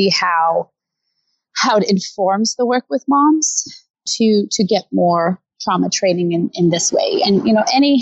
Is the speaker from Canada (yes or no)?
no; Denmark; moved away as an adult; now in Los Angeles, United States; I am from Denmark originally